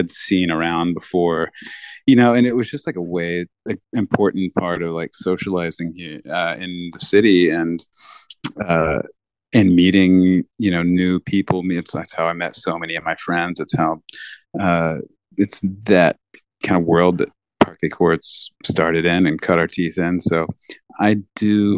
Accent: Dallas, Texas, United States; also born or lived in Denton, Texas; I went to like junior high and high school in Dallas

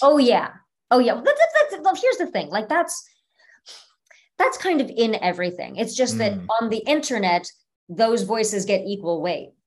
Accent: Orange County, California, United States; also born or lived in Cleveland, Ohio; I was born in Cleveland, but I was raised in Orange County, California

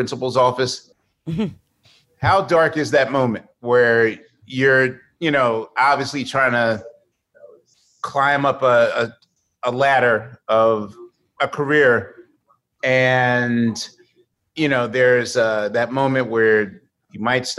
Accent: Philadelphia, Pennsylvania, United States; I'm from Philly

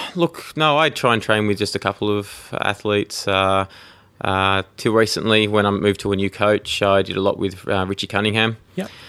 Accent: Tasmania, Australia; also born or lived in United Kingdom; I grew up in Tasmania, in Australia. Uh, I was actually born in the UK

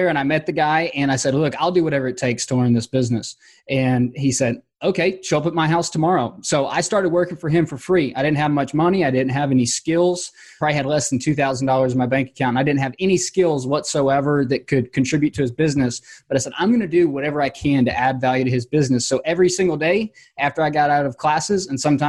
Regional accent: Georgia, United States; my hometown, which, you know, I'm in Georgia and it gets really hot here in the summers

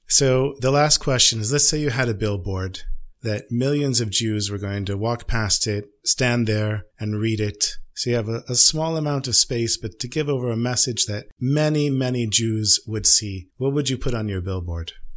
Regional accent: United States; now in Israel; I'm the American

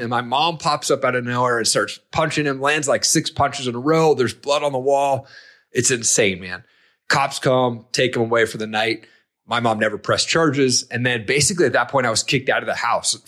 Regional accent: Eastern Washington, United States; I grew up in Eastern Washington.

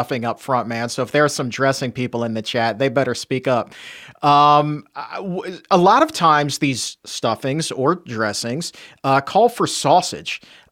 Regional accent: Southern Virginia, United States; I was born and raised in Southern Virginia

